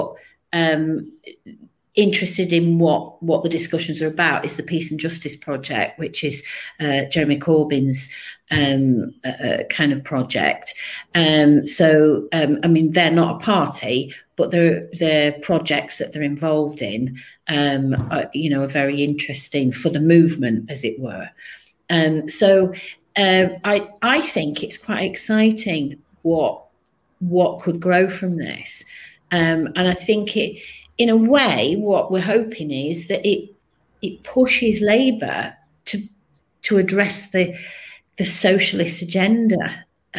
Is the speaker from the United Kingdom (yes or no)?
yes; Manchester, North West England, United Kingdom; also born or lived in Colne Valley; now in Linthwaite, United Kingdom; I was born in Manchester, I said, and I've lived in Cone Valley for 30 years.